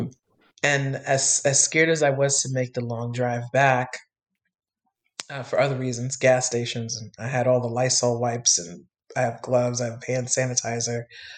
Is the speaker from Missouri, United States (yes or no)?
no; New York City, New York, United States; I was born and raised in New York my entire life